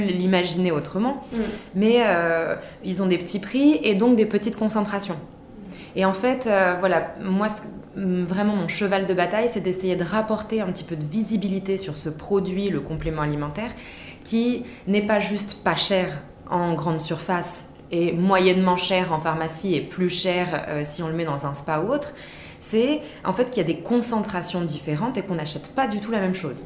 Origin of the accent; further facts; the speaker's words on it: Vichy, Auvergne-Rhône-Alpes, France; j'ai grandi dans le Méditermal Spa des Célestins à Vichy